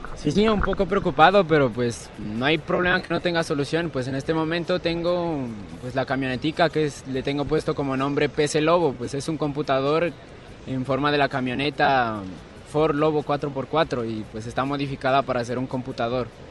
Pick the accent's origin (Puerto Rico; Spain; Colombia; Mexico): Colombia; Túquerres, Nariño; yo soy de Túqueres